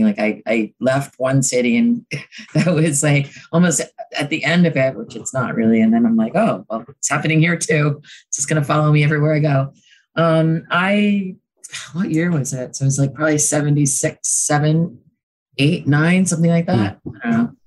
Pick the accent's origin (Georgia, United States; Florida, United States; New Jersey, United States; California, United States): New Jersey, United States; Hoboken; I grew up in Hoboken. I was born in the 60s.